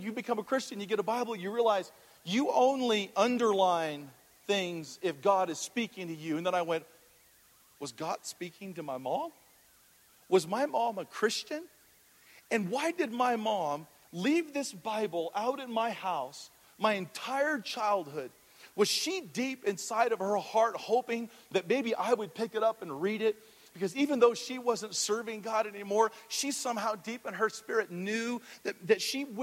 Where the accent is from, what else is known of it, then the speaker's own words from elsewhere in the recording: Hawaii, United States; moved away; coming from the islands, I'm from Hawaii originally